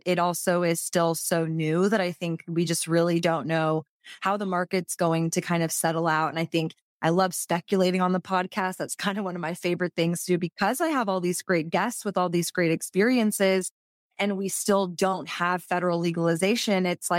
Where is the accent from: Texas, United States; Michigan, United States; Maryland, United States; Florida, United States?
Texas, United States; especially as a Texan, where people are, you know, when's legalization going to come?